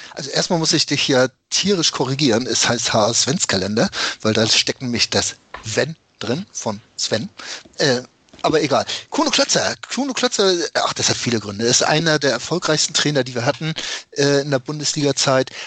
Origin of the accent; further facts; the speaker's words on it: Hamburg, Germany; als Hamburger Jungen dem HSV verbunden war